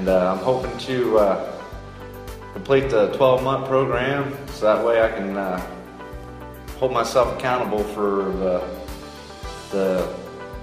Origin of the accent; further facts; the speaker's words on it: Circleville, United States; I'm from Circleville